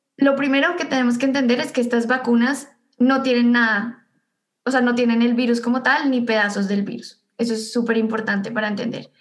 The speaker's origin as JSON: {"language": "Spanish", "region": "Bogotá", "country": "Colombia", "tie": "born or raised there", "also_born_or_lived": "Ithaca, United States", "moved": "as an adult", "lives_now": "United States", "said": "yo soy bogotana. Eh, nací y viví toda mi vida en Bogotá antes de venir acá"}